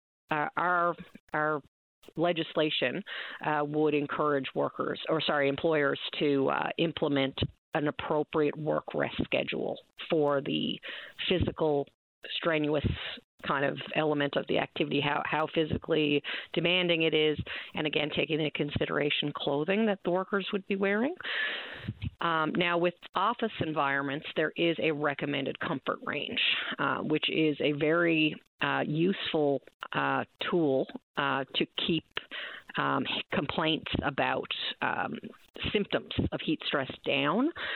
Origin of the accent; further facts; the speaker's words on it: Newfoundland and Labrador, Canada; I can speak as a Newfoundlander and Labradorian